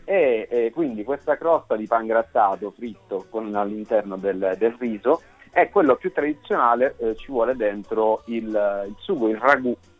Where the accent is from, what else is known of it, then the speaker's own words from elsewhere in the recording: Catania, Sicily, Italy; moved away as an adult; now in Milan, Italy; vivo a Milano da tre anni, però sono nato e cresciuto a Catania